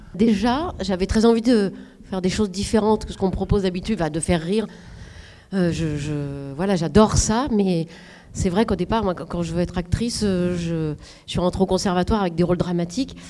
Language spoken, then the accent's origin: French; the North, Hauts-de-France, France; moved away; là d'où je viens, je viens du Nord, et c'est pas ça, parce qu'il n'y a pas beaucoup d'argent.